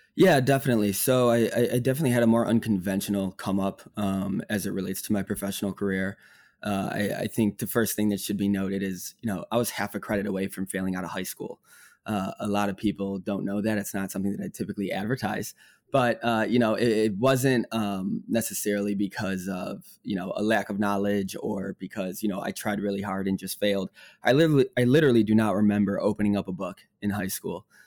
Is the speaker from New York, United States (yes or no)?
no; Northbrook, Illinois, United States; moved away as an adult; also born or lived in Bloomington, Indiana; I grew up in Northbrook, Illinois, suburb outside of Chicago